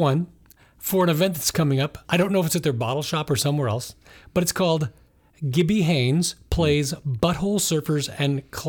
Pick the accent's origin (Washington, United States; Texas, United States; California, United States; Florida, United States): Washington, United States; Seattle; moved away as an adult; I grew up in Seattle in the 90s